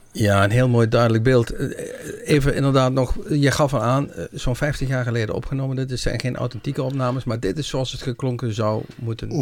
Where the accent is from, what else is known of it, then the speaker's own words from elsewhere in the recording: Netherlands; wij als Nederlanders